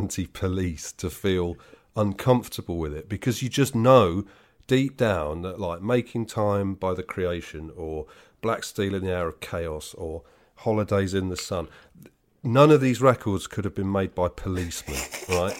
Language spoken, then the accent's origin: English; West Midlands, United Kingdom; I'm from the West Midlands, right? So I'm in no position to laugh at people's accents.